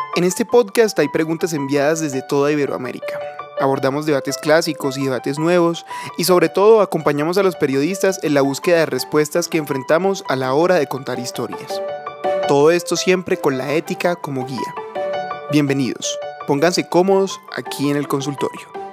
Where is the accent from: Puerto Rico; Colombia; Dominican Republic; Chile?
Dominican Republic; also born or lived in Santo Domingo; Saludos desde República Dominicana. En mi país